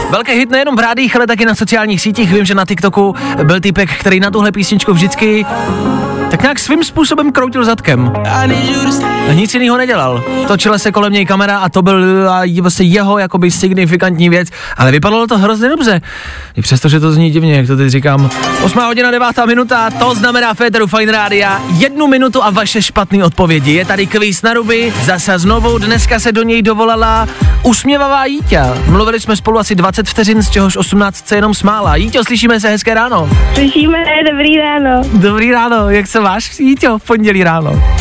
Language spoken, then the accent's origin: Czech; Kralupy nad Vltavou, Central Bohemian Region, Czechia; now in Prague, Czechia; pocházím z Kralup, ale teďko jsem Pražská.